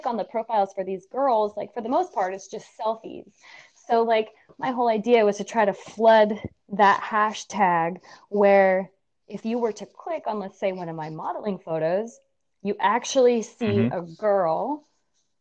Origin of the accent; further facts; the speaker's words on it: United States; moved away as an adult; also born or lived in Reno; now in Vermont, United States; I'm originally from Lake Tahoe.